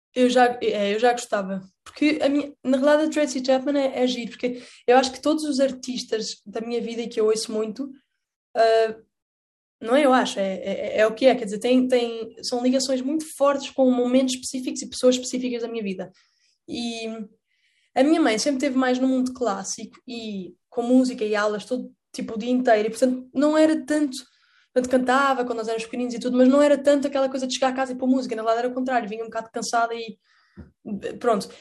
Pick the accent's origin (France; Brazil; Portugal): Portugal; eu cresci a ver Doraemon, que era em castelhano por alguma razão em Portugal